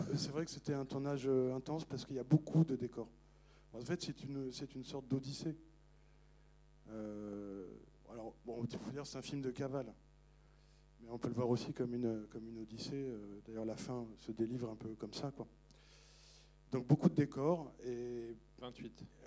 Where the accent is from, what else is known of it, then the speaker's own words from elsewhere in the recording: Paris, Île-de-France, France; moi je suis, je suis parisien